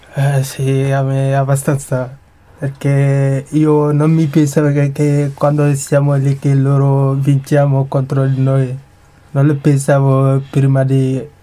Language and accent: Italian; Kankan, Guinea; Italian is a second language; now in Italy; la regione vengo dalla Kanka